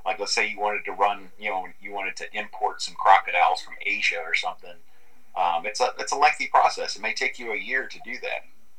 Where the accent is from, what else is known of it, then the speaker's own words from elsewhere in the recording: Orlando, Florida, United States; I grew up in Orlando, Florida, so I'm a Central Florida person. I've never spent much time on the West Coast of Florida.